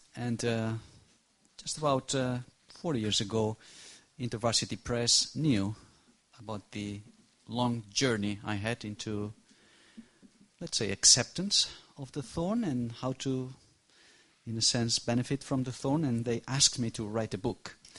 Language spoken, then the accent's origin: English; Barcelona, Catalonia, Spain; English is a second language; I come from Barcelona, Spain.